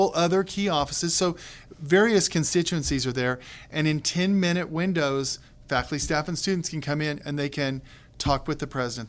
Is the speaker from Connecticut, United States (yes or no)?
no; Kansas, United States; moved away; also born or lived in Texas; in my family, I'm a Kansan, married to a North Carolinian with a son who is a Texan